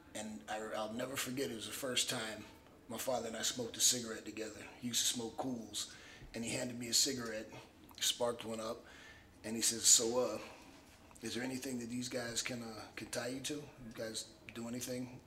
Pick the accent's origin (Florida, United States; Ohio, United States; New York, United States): Florida, United States; Miami; I grew up in Miami